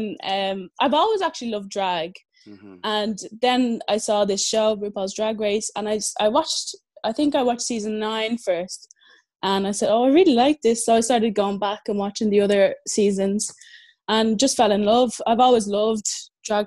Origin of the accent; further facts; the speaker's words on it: Dublin, Leinster, Ireland; I'm from Dublin, Ireland, and I've just finished high school